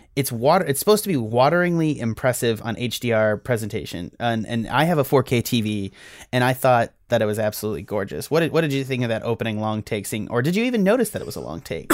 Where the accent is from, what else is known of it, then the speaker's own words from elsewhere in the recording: United States; as Americans